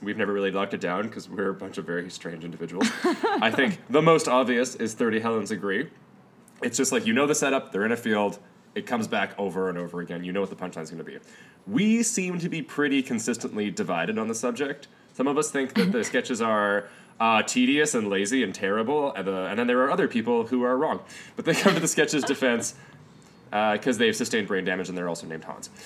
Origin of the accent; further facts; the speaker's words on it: Canada; we as Canadians